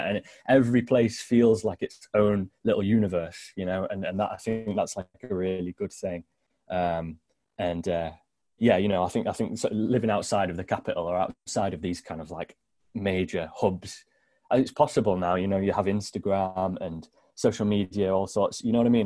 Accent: Sherwood Forest, East Midlands, United Kingdom; now in Newcastle upon Tyne, United Kingdom; I was born in Sherwood Forest

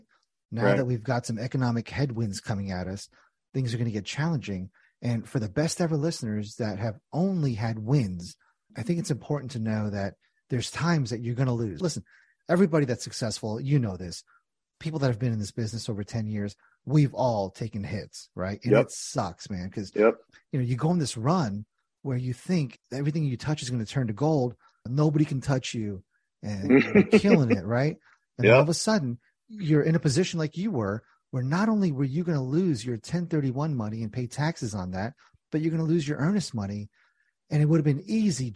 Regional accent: New Jersey, United States; I'm a hothead from Jersey

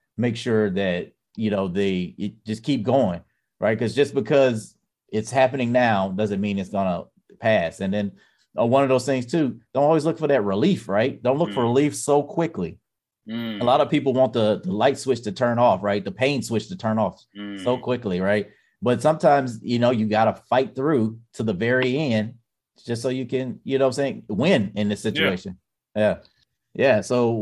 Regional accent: Mississippi, United States; moved away; I come from Mississippi.

